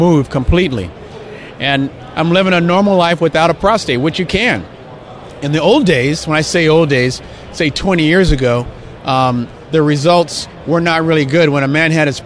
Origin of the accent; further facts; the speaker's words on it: Los Angeles, California, United States; I grew up in Los Angeles, so I grew up a Ram fan